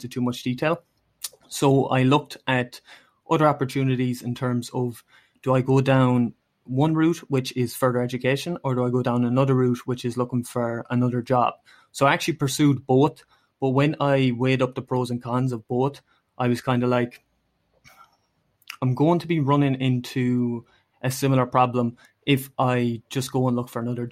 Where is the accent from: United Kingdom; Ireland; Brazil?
Ireland; moved away as an adult; now in Denmark; I am in Denmark currently. I am from Ireland